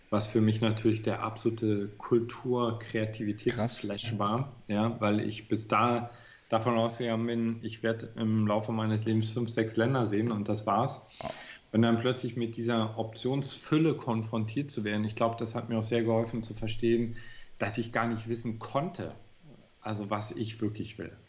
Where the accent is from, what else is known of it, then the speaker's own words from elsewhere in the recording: Görlitz, Saxony, Germany; Ja, in Görlitz. das ist eine ganz relativ kleine Provinzstadt, mittlerweile die östlichste Stadt. Also die liegt an der polnischen Grenze.